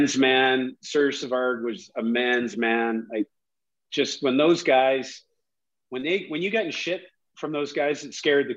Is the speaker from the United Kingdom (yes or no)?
no; Victoria, British Columbia, Canada; moved away as an adult; also born or lived in Vancouver / New York / Los Angeles; We're from Victoria